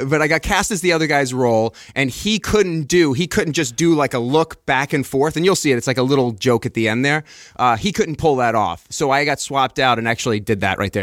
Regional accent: Long Island, New York, United States; moved away as an adult; also born or lived in Queens; now in Los Angeles, United States; I'm born and raised Long Island

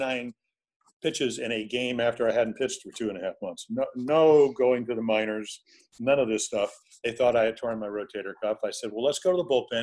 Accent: New York, United States; I grew up in New York

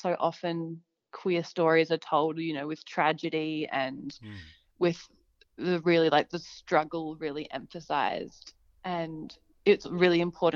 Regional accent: Hallett Cove, South Australia, Australia; I grew up in Hallett Cove alongside the beach

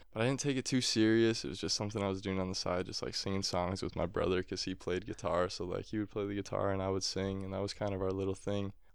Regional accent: Appleton, Wisconsin, United States; my hometown of Appleton

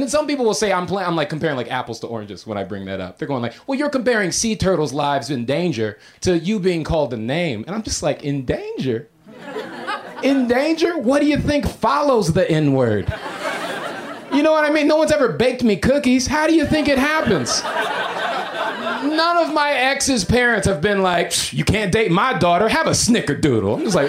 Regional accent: Florida, United States; now in Los Angeles, United States; But I moved here from Florida, okay? I'm not originally from L.A. I've been here for a year.

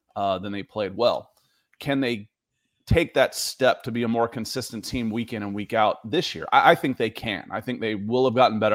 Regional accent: Cleveland, Ohio, United States; I was born in Cleveland

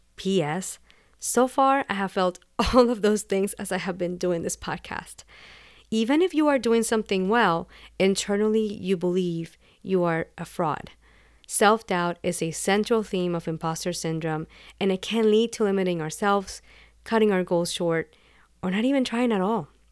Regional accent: Puerto Rico; first language Spanish; English is a second language; I was born and raised in Puerto Rico, and Spanish is my first language.

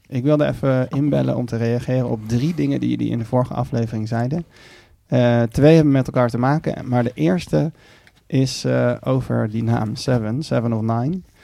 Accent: Haarlem, North Holland, Netherlands; also born or lived in Amsterdam; ik ben geboren in Amsterdam, maar toen op mijn zevende in Haarlem naar Haarlem verhuisd.

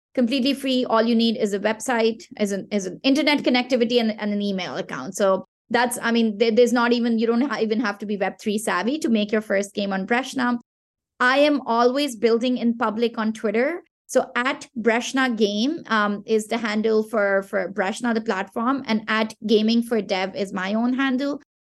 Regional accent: Pakistan; first language Pashto; English is a second language; Pakistan, which is my home country

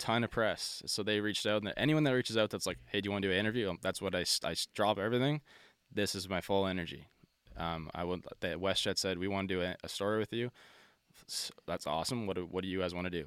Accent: Nova Scotia, Canada; We're from Nova Scotia

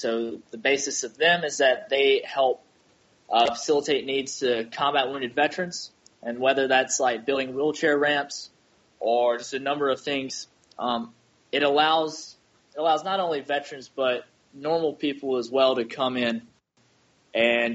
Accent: North Carolina, United States; moved away as an adult; now in Nashville, United States; I'm from North Carolina, and originally I was going to go to school in North Carolina, but I got stationed at Camp Lejeune a couple hours away from home

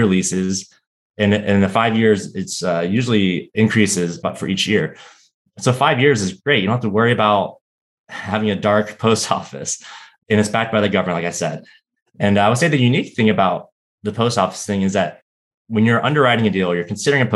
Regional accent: Florida, United States; moved away as an adult; now in Washington, D.C., United States; I grew up in Florida and moved to Washington, D.C. For undergrad. And I've been in D.C. ever since

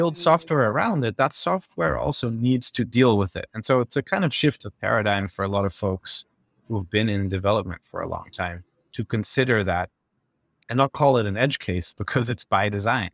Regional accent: Netherlands; moved away; I'm from the Netherlands, did my undergrad

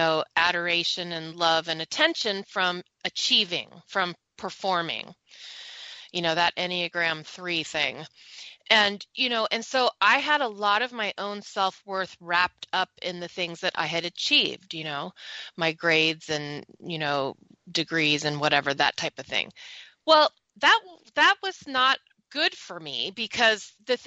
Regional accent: Silicon Valley, California, United States; I grew up in the Silicon Valley

